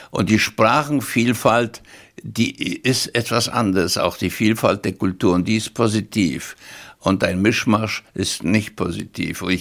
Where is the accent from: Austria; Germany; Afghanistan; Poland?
Poland; born there; ich bin natürlich geboren in Polen, weil mich da meine Eltern gezeugt haben und wo man geboren ist, dessen Staatsbürgerschaft hat man. Also ich war polnischer Staatsbürger, aber deutsche Volkszugehörigkeit. Mutter Schwäbin, die nie Polnisch gelernt hat. Wir sprachen Deutsch